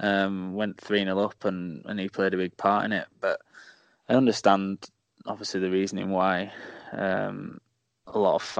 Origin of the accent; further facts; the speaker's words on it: Doncaster, Yorkshire and the Humber, United Kingdom; I'm like, "Well, I'm from Doncaster," like.